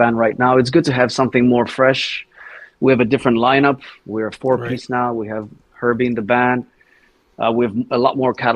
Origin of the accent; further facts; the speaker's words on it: Thessaloniki, Central Macedonia, Greece; also born or lived in Sweden; my hometown in Thessaloniki in Greece